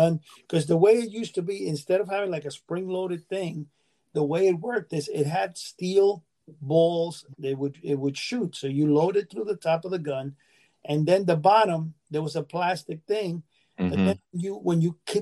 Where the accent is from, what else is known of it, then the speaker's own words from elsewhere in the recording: New York City, New York, United States; moved away; also born or lived in New Jersey; I grew up in Manhattan, Washington Heights